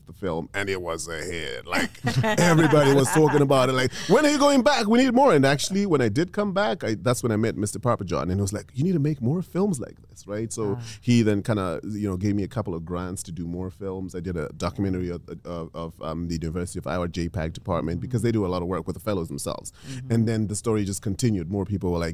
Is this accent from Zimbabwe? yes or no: yes; Zimbabwe; I came all the way from Zimbabwe for EntreFEST